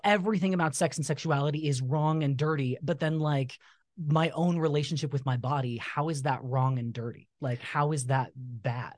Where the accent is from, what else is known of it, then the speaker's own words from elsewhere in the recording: Utah, United States; also born or lived in Southern California; when we moved here to Utah, so we're originally from Southern California. When we moved to Utah, uh, when you move into a new ward, you know, everybody gives out, stands up and gives a talk